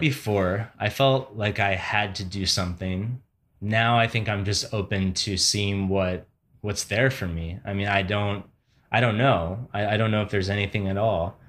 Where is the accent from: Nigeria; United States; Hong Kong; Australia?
United States; Barrington, Illinois; moved away; in Barrington, the town I grew up